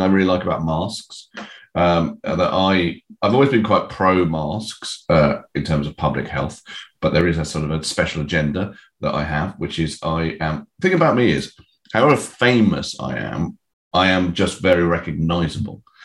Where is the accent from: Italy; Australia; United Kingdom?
United Kingdom; also born or lived in United States; I was born in America. I have dual citizenship, but I've lived my whole life in this country, so I don't feel particularly American.